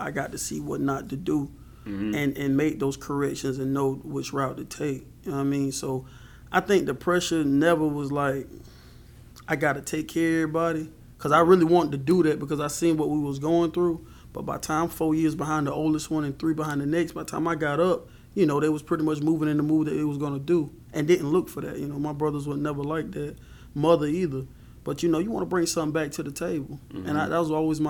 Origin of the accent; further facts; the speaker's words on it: Marion, South Carolina, United States; also born or lived in Rains, South Carolina; But I'm originally from Marion, the city. My mother moved mm-hmm. us down into the country park called Rains in about 96